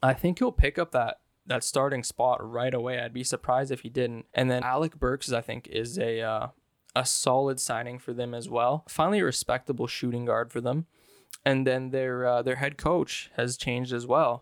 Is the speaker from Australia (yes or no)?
no; Canada; I'm Canadian